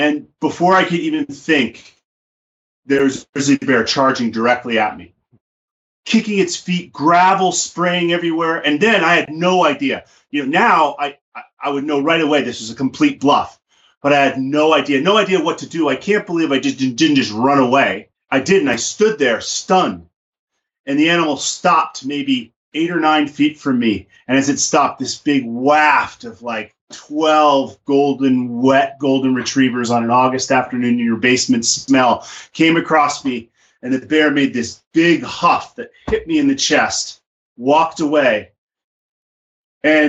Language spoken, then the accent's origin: English; New York City, New York, United States; also born or lived in Alaska; now in Montana, United States; I was a kid from the Bronx